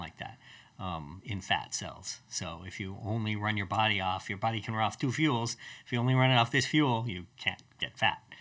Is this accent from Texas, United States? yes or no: no; Colorado, United States; I grew up in Colorado